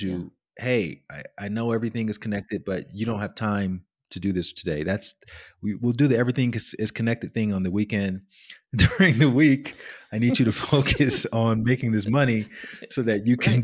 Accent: Alabama, United States; I grew up in Alabama

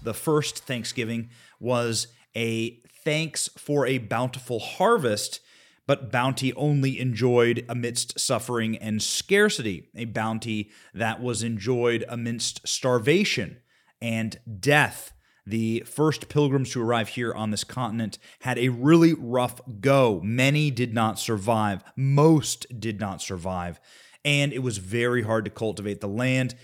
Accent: United States; We are Americans.

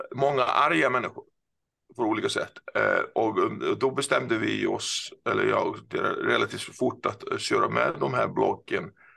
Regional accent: Iceland; Swedish is a second language; moved away as an adult; also born or lived in Gothenburg, Sweden; now in Stockholm, Sweden; det som kanske några hör så är jag inte svensk. Jag eh, är född och uppvuxen på Island

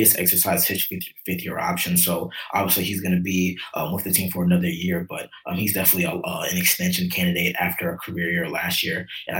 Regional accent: Towson, Maryland, United States; moved away as an adult; now in South Florida, United States; I'm from Maryland, born and raised, grew up in Towson, went to Towson High School, University of Maryland. So I'm Maryland through and through.

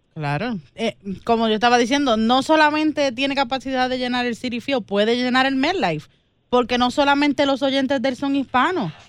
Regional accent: Colombia; yo soy colombiana.

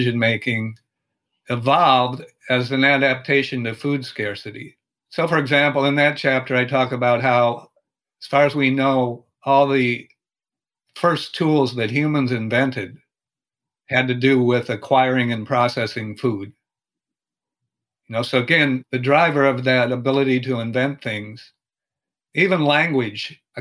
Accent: Minnesota, United States; I'm from Minnesota, and for example, there's a lot of snow in the winter

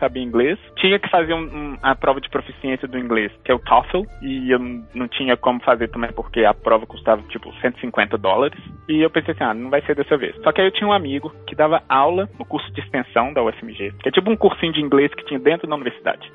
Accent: Belo Horizonte, Minas Gerais, Brazil; moved away as an adult; also born or lived in Texas, United States; eu sou mineiro de Belo Horizonte, nasci e cresci em Belo Horizonte

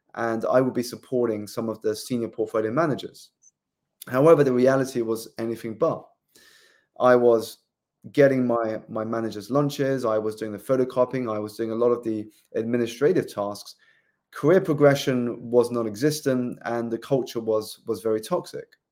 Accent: South East England, United Kingdom; moved away as an adult; also born or lived in London; I grew up in the southeast of England

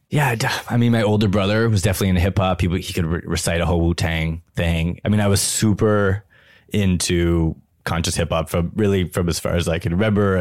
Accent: Ottawa, Ontario, Canada; I grew up in Ottawa

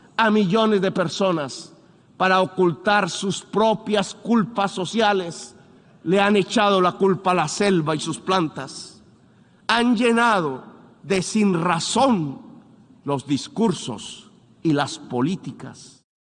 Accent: Colombia

